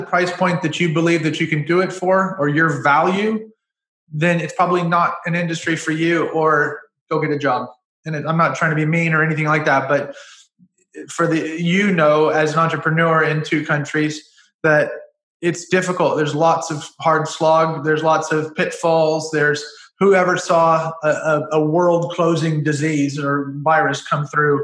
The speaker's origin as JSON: {"language": "English", "country": "United States", "said": "I'm an American citizen"}